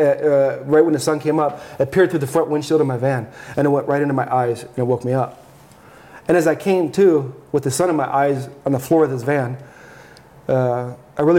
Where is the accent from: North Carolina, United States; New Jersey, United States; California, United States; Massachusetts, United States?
California, United States; Southern; now in Arizona, United States; I grew up in Southern California